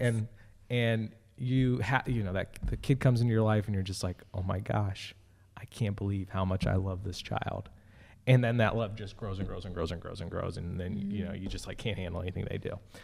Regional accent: California, United States; moved away; also born or lived in Philadelphia; I was born in California

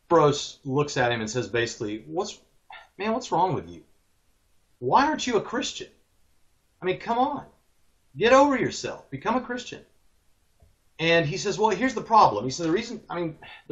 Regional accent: Hermitage, Tennessee, United States; also born or lived in Jacksonville, Florida; when I was 10 years old, we moved from Jacksonville, Florida to Nashville, Tennessee, that general area.

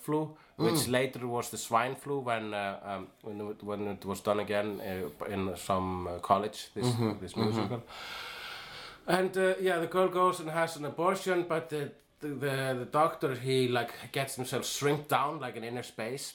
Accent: Iceland; I am an Icelandic person.

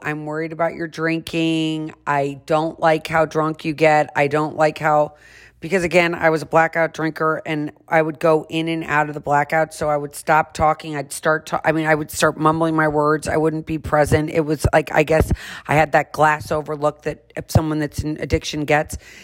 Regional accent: St. Louis, Missouri, United States; one of my best friends that I grew up with in St. Louis

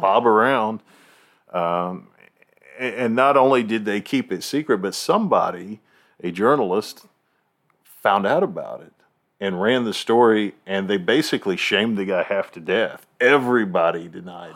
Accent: Virginia, United States; I was born in Virginia

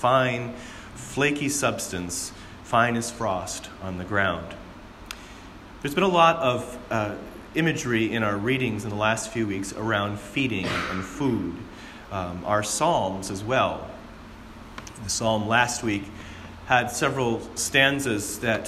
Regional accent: Southwest Michigan, United States; Growing up in Southwest Michigan

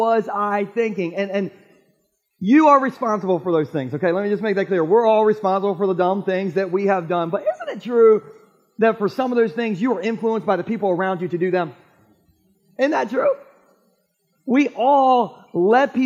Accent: Gumboro, Delaware, United States; my hometown of Gumboro

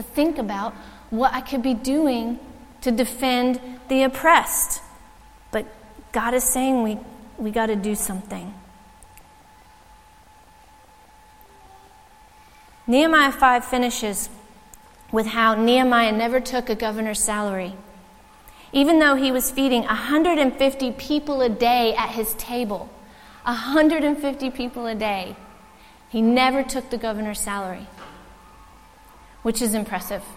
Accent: United States; now in Ireland; as an American

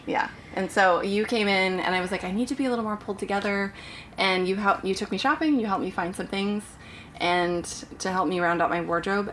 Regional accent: Portland, Oregon, United States; moved away; I grew up in Portland, Oregon.

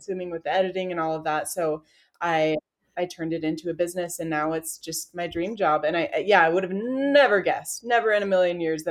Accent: Utah, United States; I'm from Utah. I live in Lehigh with my little family

